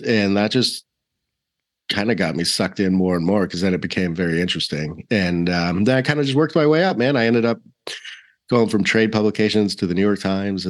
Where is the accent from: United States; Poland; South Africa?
South Africa; born there; accent: British South African; also born or lived in Australia; So I was born in South Africa and I used to have a very posh little British South African accent. And my mom is Australian. So I spent a lot of time in Australia as a kid.